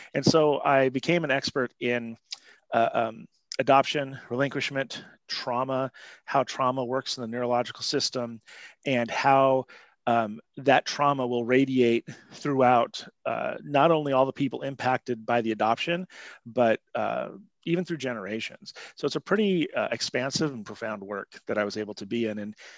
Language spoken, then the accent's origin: English; Montana, United States; also born or lived in all over the country; I was adopted by my family, where great family, where I was raised and lived in Montana and all over the country.